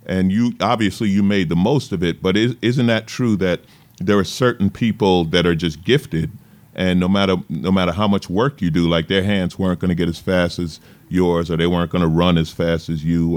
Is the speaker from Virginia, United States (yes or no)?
no; New York, United States; I grew up in New York, and the East Coast